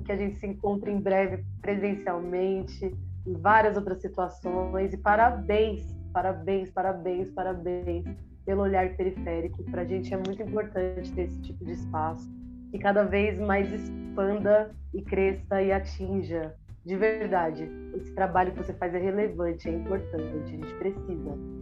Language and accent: Portuguese; Minas Gerais, Brazil; accent: mineiro; eu puxo meu R mineiro